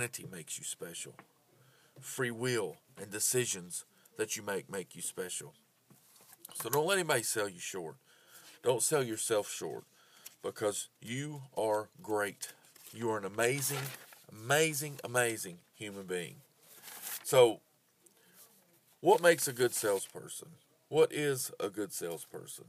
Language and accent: English; United States; I am an American